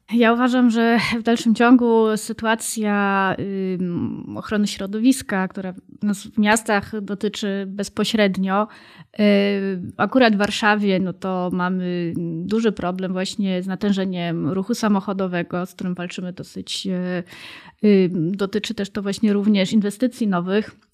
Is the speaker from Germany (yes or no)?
yes; Germany; now in Warsaw, Poland; Ja akurat się wychowałam w Niemczech